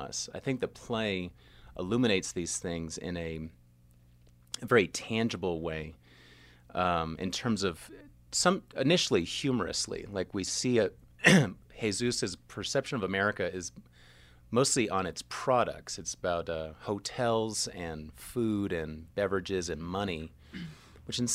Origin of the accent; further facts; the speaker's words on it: New York City, New York, United States; now in New Mexico, United States; I'm from New York City